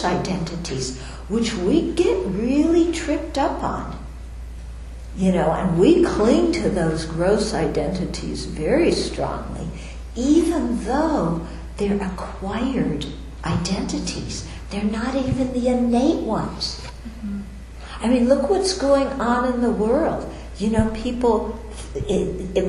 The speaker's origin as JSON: {"language": "English", "country": "United States", "said": "I'm an American, I'm a woman, I'm a nun, I'm Caucasian, I'm from Jewish background"}